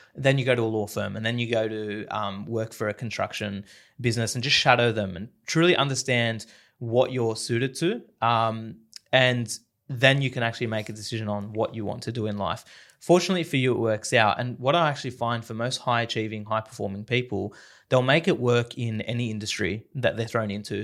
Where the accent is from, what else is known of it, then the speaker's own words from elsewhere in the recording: Sydney, New South Wales, Australia; the Western Sydney upbringing